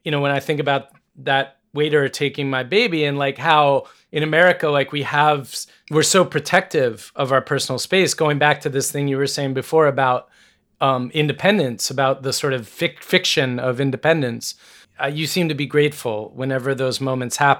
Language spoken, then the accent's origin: English; United States; as an American